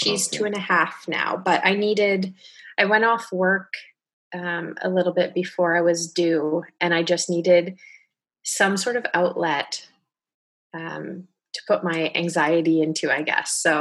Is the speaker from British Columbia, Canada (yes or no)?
yes; Richmond, British Columbia, Canada; moved away as an adult; also born or lived in Ontario; now in Halifax, Canada; I'm from Richmond, which is right outside of Vancouver. And I moved here 9 years ago.